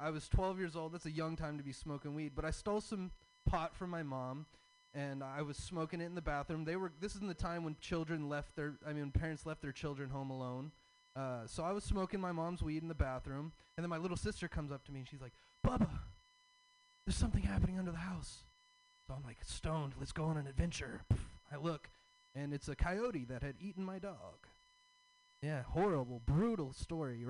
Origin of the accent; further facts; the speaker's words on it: the South, United States; I'm from the South. I have a Southern dad